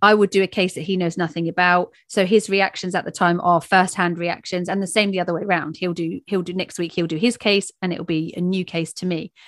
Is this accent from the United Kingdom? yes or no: yes; England, United Kingdom